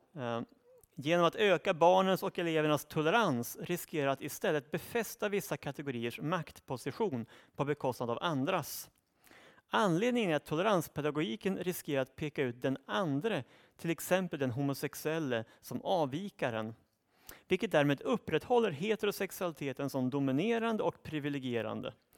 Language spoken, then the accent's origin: Swedish; Uppsala, Uppsala County, Sweden; i min hemstad Uppsala